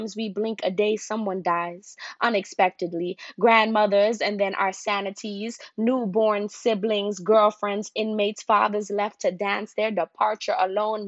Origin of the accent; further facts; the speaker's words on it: New York City, New York, United States; also born or lived in Guyana; now in New Orleans, United States; I am a Guyanese-born poet. I grew up in New York City and now live in New Orleans